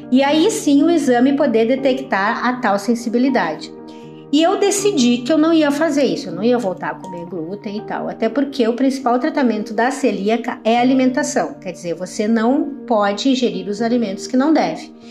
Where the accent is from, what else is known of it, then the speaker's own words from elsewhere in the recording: Porto Alegre, Rio Grande do Sul, Brazil; now in Santa Maria, Brazil; tenho 52 anos, sou de Porto Alegre, mas estou morando atualmente em Santa Maria, na região central do Rio Grande do Sul.